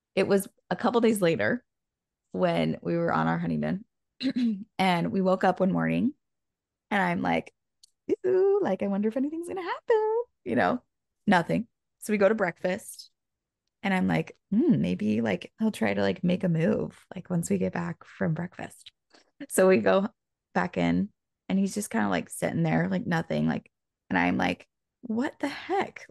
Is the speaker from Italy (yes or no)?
no; Indiana, United States; going to one of my friends in elementary school in Indiana